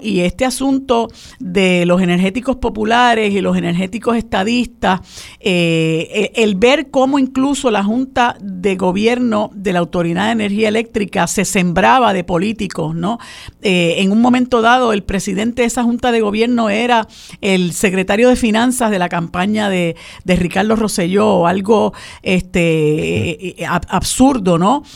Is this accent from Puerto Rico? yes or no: yes; Puerto Rico